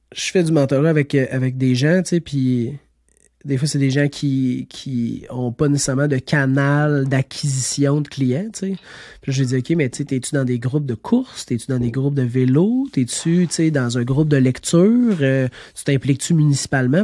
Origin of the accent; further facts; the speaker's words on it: Estrie, Quebec, Canada; Je suis natif de l'Estrie